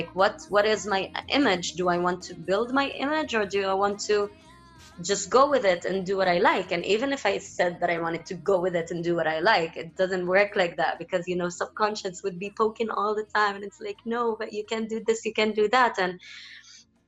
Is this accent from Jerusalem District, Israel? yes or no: no; Haifa, Haifa District, Israel; also born or lived in Tel Aviv, Israel; I am from Haifa. Haifa is a Palestinian city, but it was occupied by Israel